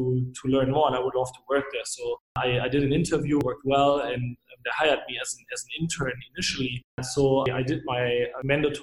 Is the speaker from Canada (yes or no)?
no; Germany; moved away as an adult; also born or lived in Switzerland / France; I'm originally from Germany. I lived in many different places, mostly across Europe, actually also in Switzerland, but also for a longer time in France.